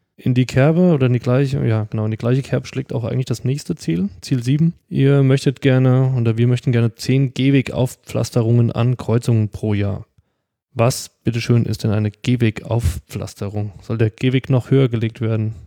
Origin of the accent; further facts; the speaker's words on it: Giessen, Hesse, Germany; also born or lived in Pohlheim; now in Darmstadt, Germany; meiner alten Heimat